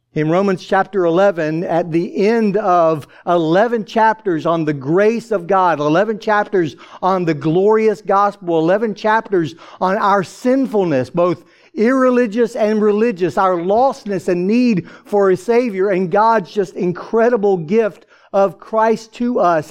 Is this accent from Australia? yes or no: no; Atlanta, Georgia, United States; growing up in Atlanta, uh, the uh, youngest of 13 children